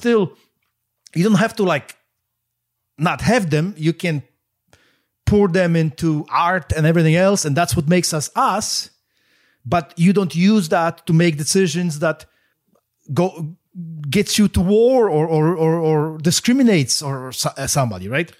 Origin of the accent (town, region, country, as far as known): Poland; moved away